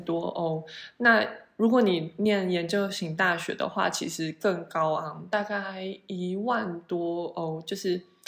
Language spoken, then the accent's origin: Chinese; Taiwan; moved away as an adult; 就是像我们台湾人会觉得，呃，或许研究型大学比较好啊什么的。